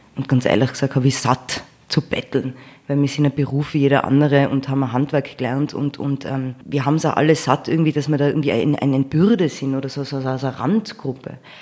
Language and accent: German; Innsbruck, Tyrol, Austria; accent: Tyrolean; moved away as an adult; also born or lived in United States; Ich bin aufgewachsen in Innsbruck